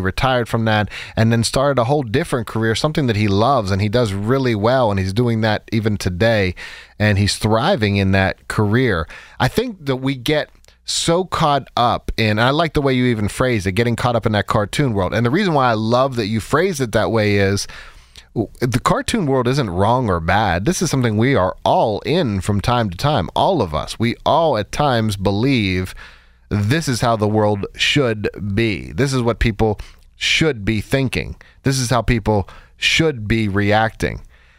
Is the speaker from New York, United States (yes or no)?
no; Pittsburgh, Pennsylvania, United States; And we were out west, and we're both from Pittsburgh. So we decided, look, we'd both like to come back home and, have our daughter grow up around family.